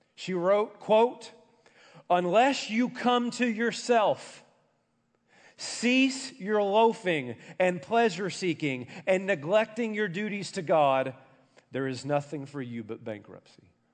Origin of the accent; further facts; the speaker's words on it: an hour outside of Nashville, Tennessee, United States; I grew up an hour outside of Nashville